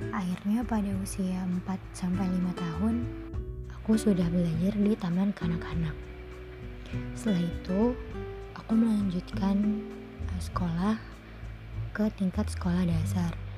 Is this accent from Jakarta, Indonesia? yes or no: yes; Jakarta, Indonesia; born there; Aku lahir di Jakarta pada tanggal 16 September tahun 2002.